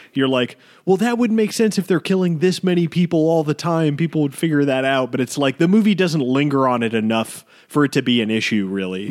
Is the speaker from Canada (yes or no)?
no; United States; even being an American